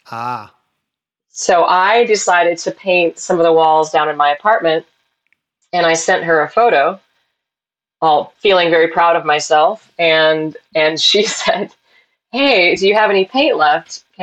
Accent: Portland, Oregon, United States; also born or lived in Salem, United States; I, I exactly 100% grew up in Portland.

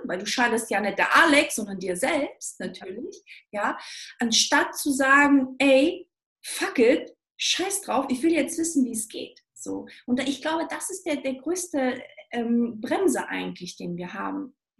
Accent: Stuttgart, Baden-Württemberg, Germany; moved away; Ich komme aus Stuttgart ursprünglich und ähm, Schwaberländle.

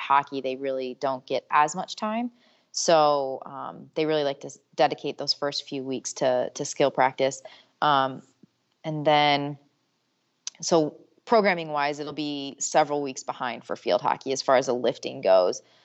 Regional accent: Michigan, United States; also born or lived in Syracuse; I'm originally from Michigan

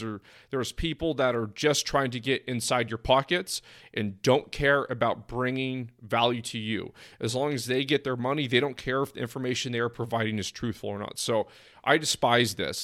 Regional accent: East Bay Area, California, United States; also born or lived in San Diego; now in Phoenix, United States; I'm initially from the East Bay Area

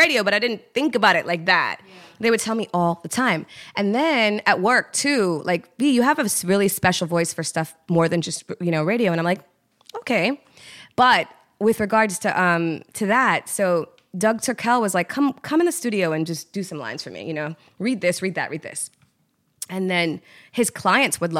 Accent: Trinidad & Tobago; we're Trinidadian, but Trinidad is a melting pot

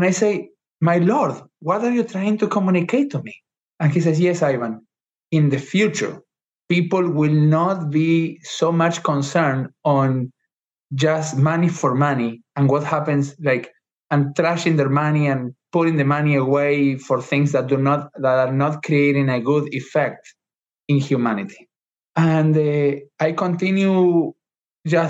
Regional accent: Argentina; moved away as an adult; now in United States; I was born in Argentina

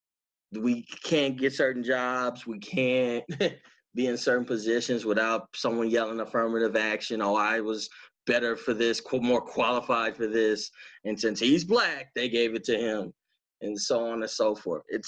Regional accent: Dallas, Texas, United States; Oak Cliff, huh? I say, yeah, that's where I'm from

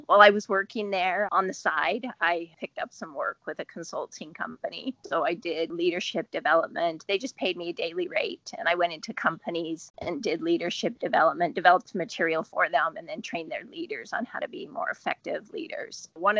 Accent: Salt Lake City, Utah, United States; also born or lived in San Diego / North Dakota / England; Well, I was born in California, in San Diego, and then I've lived in various places. We lived in North Dakota, we lived in England, and then in Salt Lake City for kind of junior high and high school.

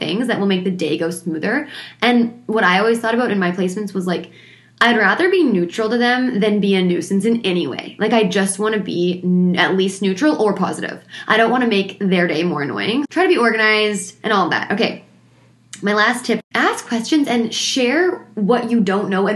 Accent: Ontario, Canada; moved away; I'm from Ontario

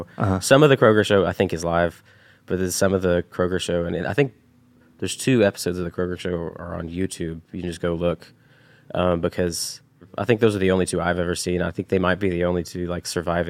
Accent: Chattanooga, Tennessee, United States; moved away; growing up in the Chattanooga area, I mean, we didn't meet each other until we had both moved away from Chattanooga.

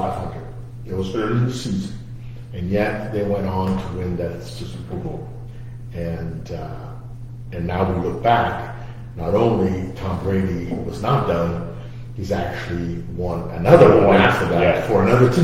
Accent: Portugal; now in Kansas City, United States; I'm from Portugal. So I came from a world where soccer is king

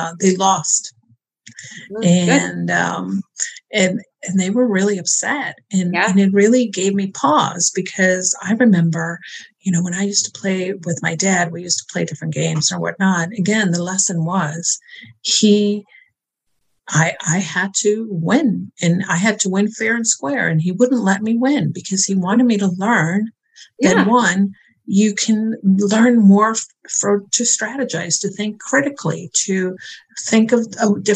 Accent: New York, United States; I'm a New Yorker

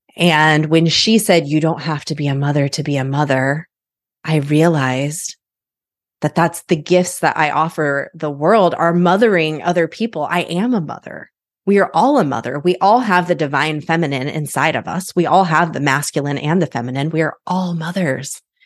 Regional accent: Midwest, United States; My husband and I have chosen not to have children. We're from the Midwest

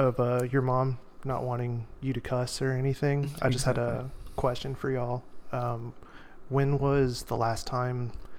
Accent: San Antonio, Texas, United States; also born or lived in Houston; I was born in Houston, raised in San Antonio

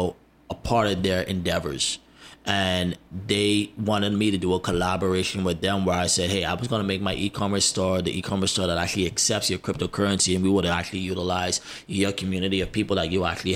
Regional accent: Bahamas; also born or lived in United States; I'm American Bahamian

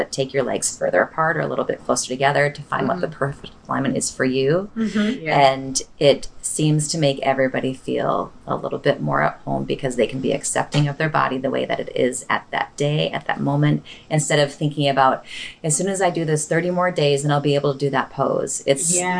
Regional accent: Michigan, United States; growing up in Michigan

